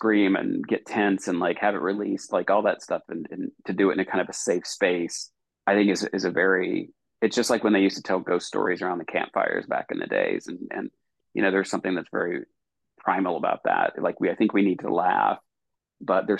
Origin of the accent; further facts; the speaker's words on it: Eastern Kentucky, United States; when I grew up in Eastern Kentucky